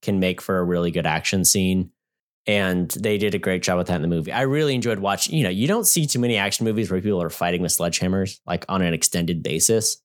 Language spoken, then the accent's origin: English; United States; as an American